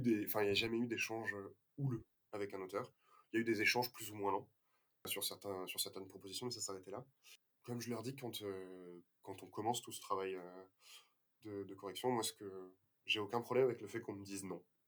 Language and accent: French; Toulouse, Occitania, France; on est toulousain